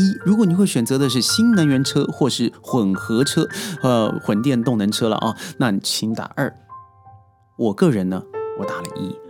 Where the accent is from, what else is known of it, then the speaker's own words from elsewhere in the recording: China; 很多我们内地人为什么要考虑日本车？